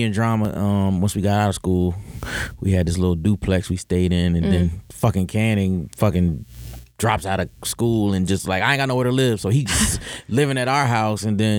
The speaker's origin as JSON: {"language": "English", "town": "Philadelphia", "region": "Pennsylvania", "country": "United States", "also_born_or_lived": "Atlanta", "moved": "as an adult", "said": "we're from Philly."}